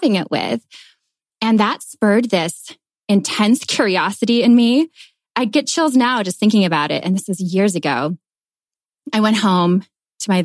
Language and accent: English; Minnesota, United States; moved away as an adult; also born or lived in New York / Paris; I'm originally from Minnesota, and I moved to New York and then to Paris after high school.